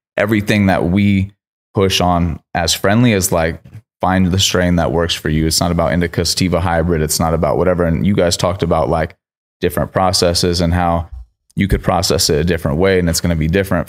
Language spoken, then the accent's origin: English; Sacramento, California, United States; also born or lived in Miami; I grew up in Sacramento